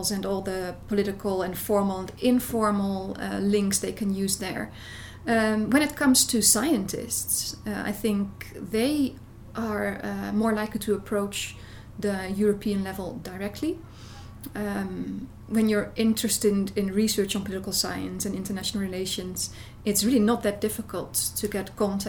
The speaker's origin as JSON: {"language": "English", "country": "Netherlands", "said": "I'm from the Netherlands."}